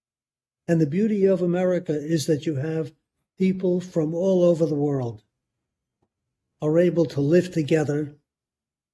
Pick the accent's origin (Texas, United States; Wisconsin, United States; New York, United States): New York, United States; as an American Jew in New York, who, when I was a kid, faced anti-Semitism